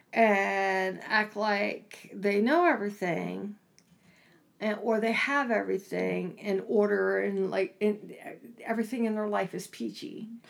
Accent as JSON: {"language": "English", "region": "East Coast", "country": "United States", "tie": "born or raised there", "said": "I grew up on the East Coast"}